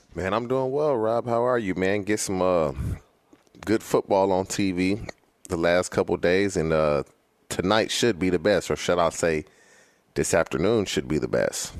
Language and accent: English; California, United States; been in California my entire life.